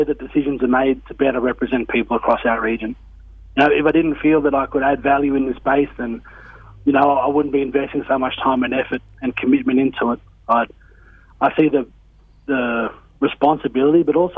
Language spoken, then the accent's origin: English; Tamworth, New South Wales, Australia; I've been born and raised in Tamworth. I went through school at Tamworth